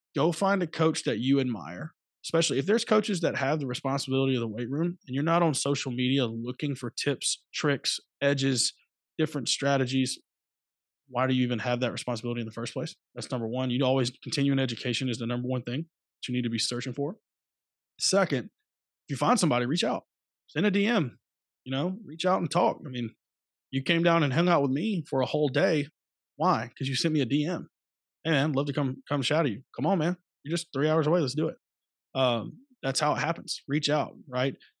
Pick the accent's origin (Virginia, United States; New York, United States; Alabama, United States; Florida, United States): Alabama, United States; Phenix City; moved away as an adult; also born or lived in Louisiana; I'm originally from Phoenix City, Alabama